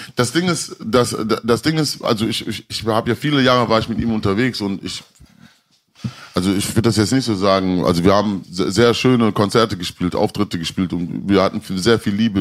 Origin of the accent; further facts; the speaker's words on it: Mülheim an der Ruhr, North Rhine-Westphalia, Germany; also born or lived in Kreuzberg, Berlin; ich war damals in Mülheim. Ich bin ja Mülheim, also ich komme aus Mülheim an der Ruhr.